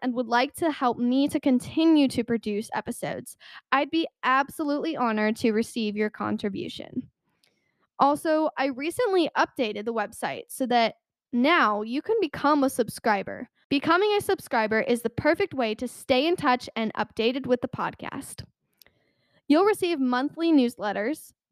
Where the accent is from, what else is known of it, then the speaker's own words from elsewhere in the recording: United States; an American citizen